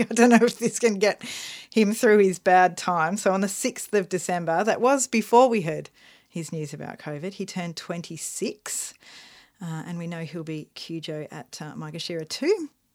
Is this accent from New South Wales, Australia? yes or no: no; Melbourne, Victoria, Australia; We're from Melbourne, Australia